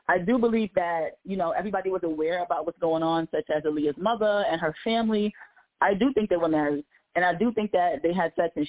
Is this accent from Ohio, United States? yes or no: no; New York, United States; I'm from New York